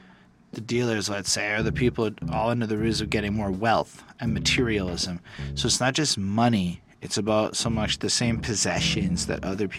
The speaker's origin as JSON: {"language": "English", "country": "Canada", "tie": "born or raised there", "said": "I come from poverty in a sense. So while I never grew up quite in American poverty circumstances, I came from Canadian welfare life."}